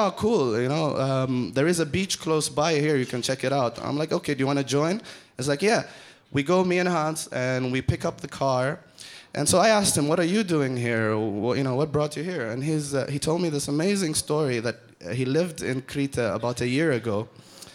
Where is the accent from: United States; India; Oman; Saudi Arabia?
Oman; I'm from Oman